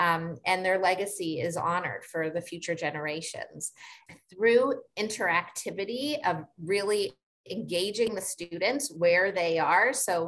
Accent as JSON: {"language": "English", "country": "Canada", "said": "Like, we're Canadian, we may have come from our own places of trauma, of genocide."}